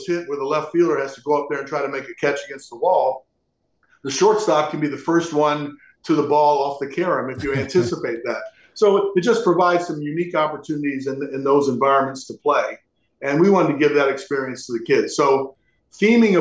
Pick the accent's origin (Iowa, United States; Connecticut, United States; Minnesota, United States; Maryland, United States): Maryland, United States; Aberdeen; Aberdeen's my hometown